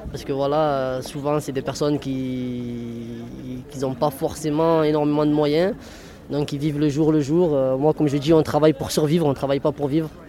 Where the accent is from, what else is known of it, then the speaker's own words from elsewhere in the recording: Marseille, Provence-Alpes-Côte d'Azur, France; vous je suis de Marseille, du Canet, de 14e.